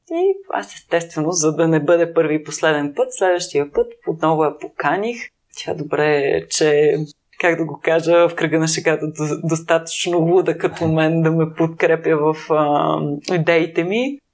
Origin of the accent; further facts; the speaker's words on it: Plovdiv, Plovdiv Province, Bulgaria; аз съм завършила художествено училище в град Пловдив, аз съм от Пловдив